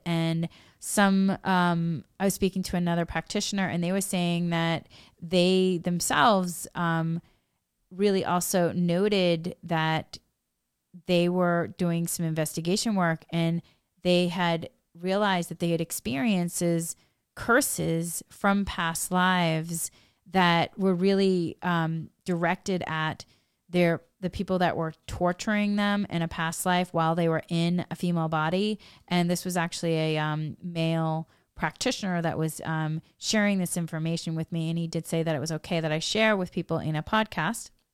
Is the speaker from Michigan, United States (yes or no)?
no; New England, Massachusetts, United States; I come from New England, Massachusetts